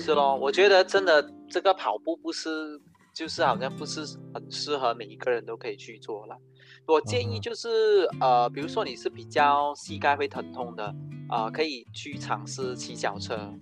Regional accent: Kampar, Perak, Malaysia; now in Kuala Lumpur, Malaysia; 我是来自霹雳金宝的

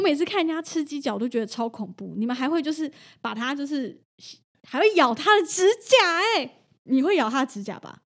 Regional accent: Taiwan; 日本人跟台湾人不一样哦，虽然我们被日本殖民过，可是像我们家，我爷爷奶奶是完全不吃牛肉的。

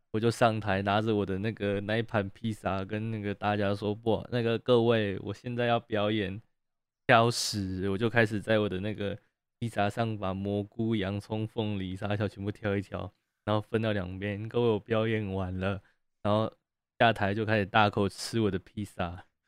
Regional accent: Taiwan; accent: Taiwanese; 你们台湾人讲话怎么都这么温柔

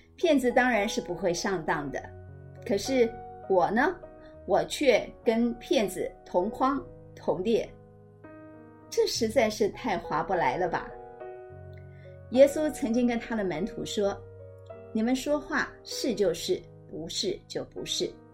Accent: Taiwan; 都会让我觉得身为台湾人真的是挺让人觉得骄傲的

